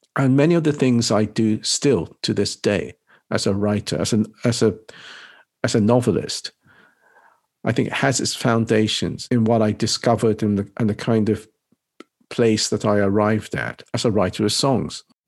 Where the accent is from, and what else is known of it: England, United Kingdom; born or raised there; also born or lived in Nagasaki, Japan